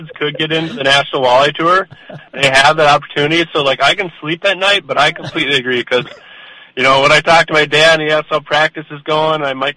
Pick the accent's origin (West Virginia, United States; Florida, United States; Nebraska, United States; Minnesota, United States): Minnesota, United States; Brainerd; I was born in Brainerd, Minnesota